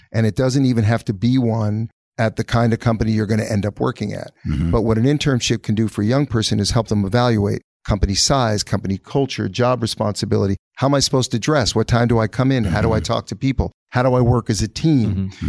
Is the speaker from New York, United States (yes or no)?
yes; New York, United States; also born or lived in California; growing up in New York